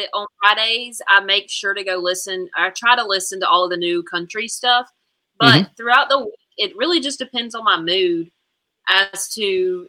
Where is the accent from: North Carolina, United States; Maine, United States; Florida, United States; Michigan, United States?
North Carolina, United States; I'm from the South, so line dances are a big thing.